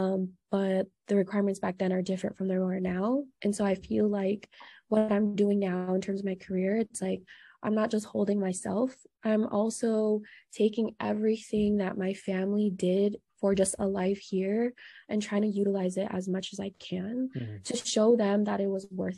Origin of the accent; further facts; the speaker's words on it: United States; I was born and raised in America